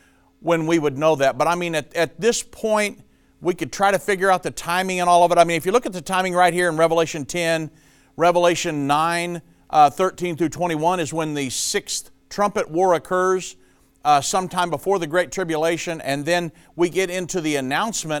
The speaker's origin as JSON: {"language": "English", "town": "Richmond", "region": "Indiana", "country": "United States", "tie": "born or raised there", "said": "I'm actually a Hoosier. I was born and raised in Richmond, Indiana"}